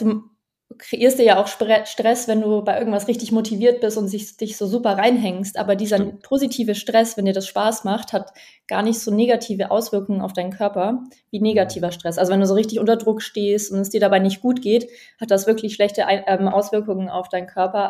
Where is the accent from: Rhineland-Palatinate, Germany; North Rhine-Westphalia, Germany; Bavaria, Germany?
Bavaria, Germany; Allgäu; now in Berlin, Germany; Ich bin im Allgäu aufgewachsen, ganz ländlich